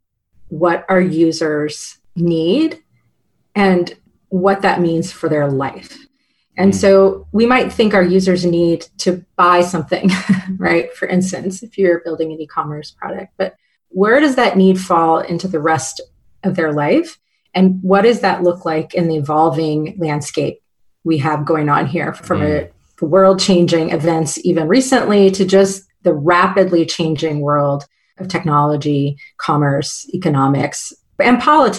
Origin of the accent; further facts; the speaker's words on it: Lafayette, Louisiana, United States; moved away as an adult; also born or lived in Nashville, Tennessee; now in Seattle, United States; So I moved to Louisiana in second grade and was there until I left for college in 18. But I was actually born in Nashville.